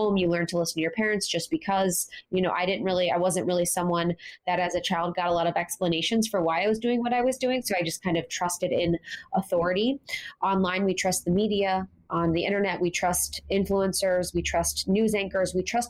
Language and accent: English; Ohio, United States; Growing up in Ohio